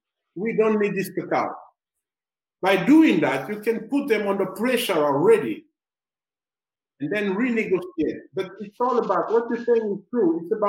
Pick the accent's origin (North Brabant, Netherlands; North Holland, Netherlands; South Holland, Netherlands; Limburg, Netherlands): North Holland, Netherlands; Amsterdam; born there; So even when you tell them I was born in Amsterdam, they don't care about that.